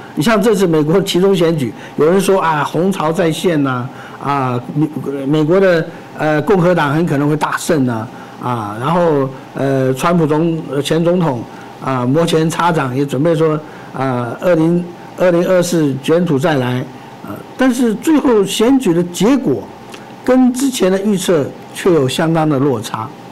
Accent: Taiwan; 我们自己作为一个台湾人

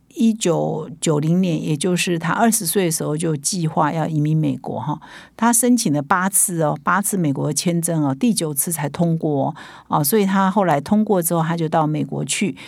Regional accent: Taiwan; 我们台湾人的说法叫“台湾之光”

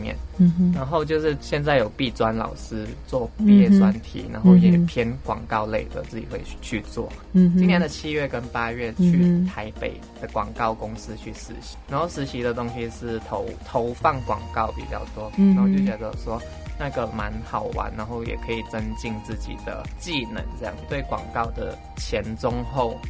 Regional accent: Malaysia; now in Taiwan; 对，现在我跟一个台湾的不认识的人去说话，他会以为说，他就以为我是台湾人这样。哦，我就说我是马来西亚。

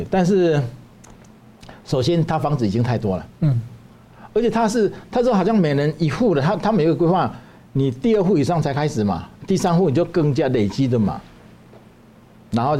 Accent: Taiwan; 我们台湾人要建立一个高度文明的国家，而不是因循苟且的国家。

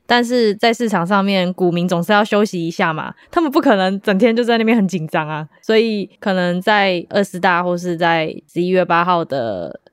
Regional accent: Taiwan; 我们台湾人

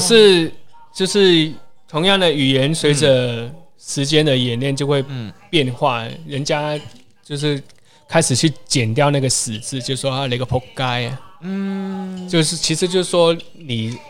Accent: Hong Kong; now in Taiwan; 可能大家在在台湾生活久了，嗯、就是呃，因为他我们的的交交朋友的圈子都不会是香港人啊。嗯、可可是久而久之你，你你会发现，哎，我好久没有讲广东话了

